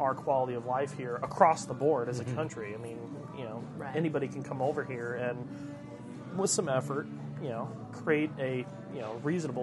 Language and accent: English; United States; as an American